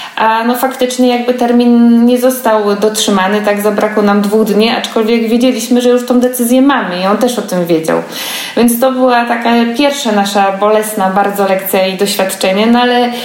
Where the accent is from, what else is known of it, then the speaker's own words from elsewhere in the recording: Poznań, Greater Poland, Poland; jestem z Poznania